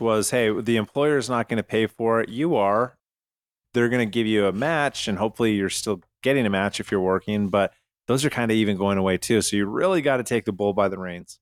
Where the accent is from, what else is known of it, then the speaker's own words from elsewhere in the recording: Canada; moved away; I'm from Canada